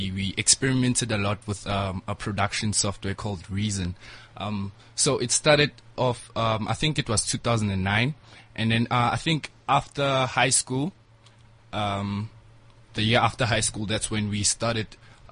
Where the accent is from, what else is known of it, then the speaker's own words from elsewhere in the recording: Soweto, Gauteng, South Africa; I grew up in Soweto